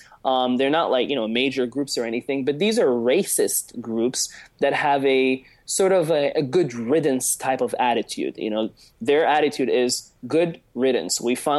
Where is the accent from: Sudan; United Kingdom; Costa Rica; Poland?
Sudan; Khartoum; moved away; I am a Northerner, by the way. You know, I was born in Khartoum. I'm a Nubian Arab